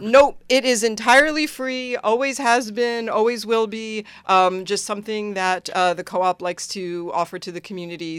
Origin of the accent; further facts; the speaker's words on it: Long Island, New York, United States; moved away as an adult; also born or lived in Santa Cruz, California; now in Willimantic, United States; I grew up in New York